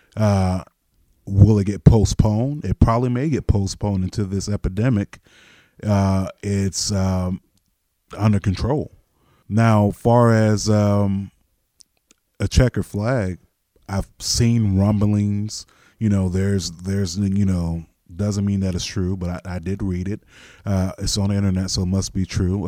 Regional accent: Florida, United States; moved away as an adult; also born or lived in Nashville; now in Ohio, United States; I left my home state of Florida and I drove from Florida to Nashville

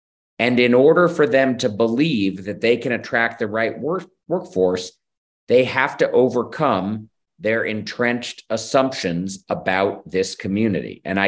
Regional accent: New York City, New York, United States; moved away as an adult; now in Dallas, United States; I'm a Jewish kid from Brooklyn, right? I was raised in the Democratic Party.

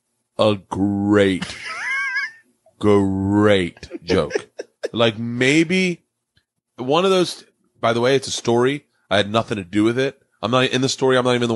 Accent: the South, United States; I love T.I. because I came from the South.

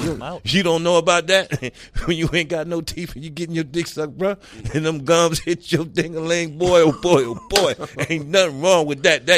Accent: Newark, New Jersey, United States; also born or lived in Brooklyn, New York; now in Harlem, New York, United States; I represent Brick City. That's where I grew up at. Even though I was born in Brooklyn, I grew up in Newark, New Jersey.

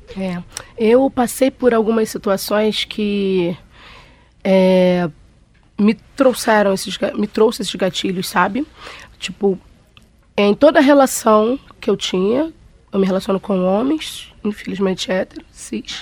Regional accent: Rio de Janeiro, Brazil; eu sou carioca

